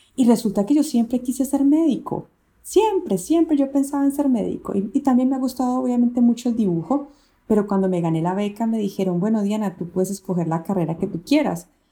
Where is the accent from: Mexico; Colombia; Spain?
Colombia; yo soy una diseñadora colombiana, diseñadora industrial